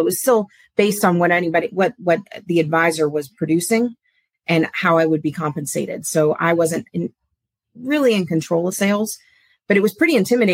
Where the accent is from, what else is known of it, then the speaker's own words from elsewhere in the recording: Palm Beach, Florida, United States; now in Jacksonville, United States; I grew up in Palm Beach, so Floridian.